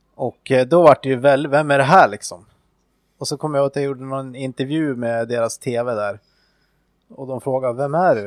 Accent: Östersund, Jämtland, Sweden; i närheten av Östersund då, där jag växte upp

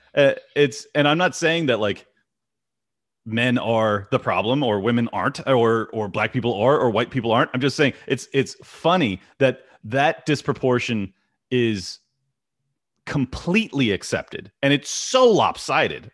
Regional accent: United States; as an American

